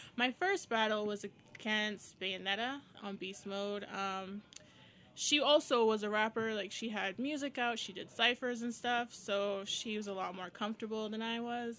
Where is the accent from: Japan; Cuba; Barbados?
Barbados; moved away as an adult; also born or lived in Windsor, Canada; now in Toronto, Canada; I'm from Barbados